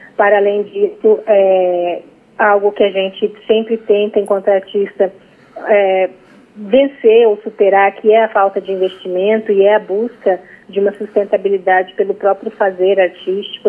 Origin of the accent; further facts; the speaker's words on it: Cuiabá, Mato Grosso, Brazil; Eu moro em Cuiabá e nasci em Cuiabá, mas a minha família indígena mora em Mato Grosso do Sul